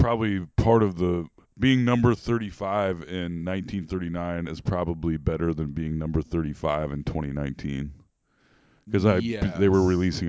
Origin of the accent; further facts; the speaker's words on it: Des Moines, Iowa, United States; Growing up in Central Iowa, I was always under the impression, living in Des Moines